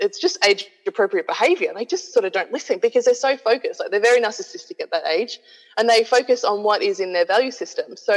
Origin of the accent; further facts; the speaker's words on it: Australia; moved away as an adult; also born or lived in New Zealand; I moved back to my hometown in Australia